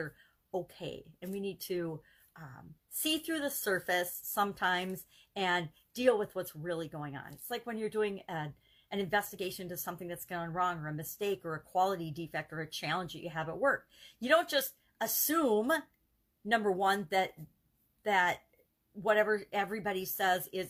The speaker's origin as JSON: {"language": "English", "country": "United States", "tie": "born or raised there", "said": "I grew up in the America where everybody had a right to their opinion"}